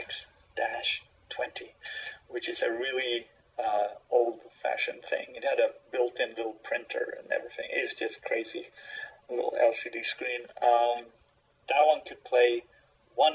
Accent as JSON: {"language": "English", "country": "Sweden", "said": "I'm from Sweden"}